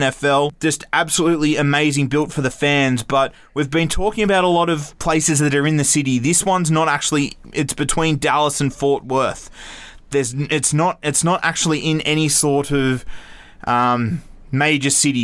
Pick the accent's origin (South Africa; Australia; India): Australia; for an Australian, we are brought up on a lot of American things with TV